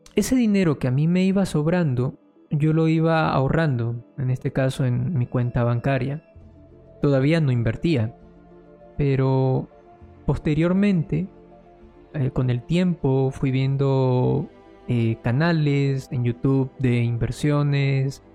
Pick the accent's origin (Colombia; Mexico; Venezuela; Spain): Colombia; yo soy de Colombia y mi moneda ha perdido demasiado valor